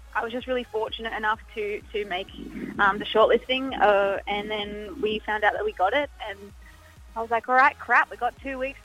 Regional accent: Sydney, New South Wales, Australia; Sydney was obviously great because that's my hometown.

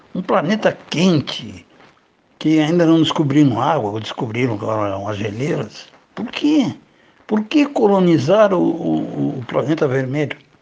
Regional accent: Rio Grande do Sul, Brazil; Na minha terra, no Rio Grande

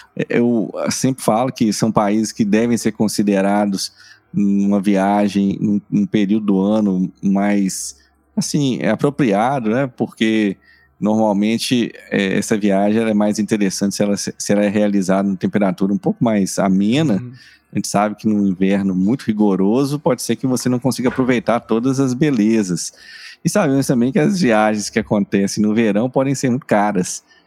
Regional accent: Brazil; nós somos brasileiros

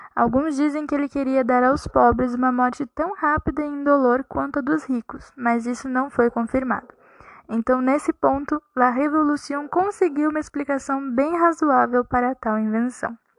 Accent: Brazil; como boa brasileira que sou

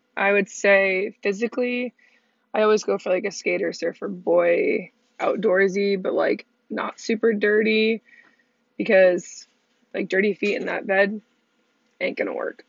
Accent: Redondo Beach, California, United States; moved away as an adult; I'm originally from Redondo Beach, California

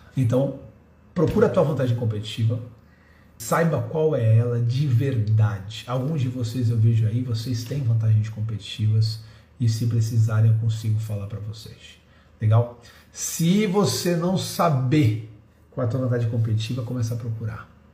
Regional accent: Santos, São Paulo, Brazil; eu sou santista

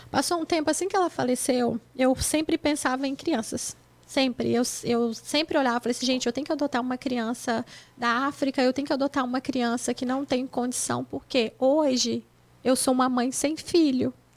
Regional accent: Mantenópolis, Espírito Santo, Brazil; moved away as an adult; now in United States; da minha cidade, onde eu nasci, que é Mantenópolis

